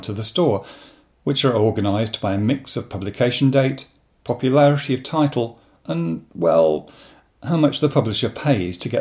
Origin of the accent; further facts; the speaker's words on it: Rochdale, North West England, United Kingdom; moved away; I come originally from Rochdale in Lancashire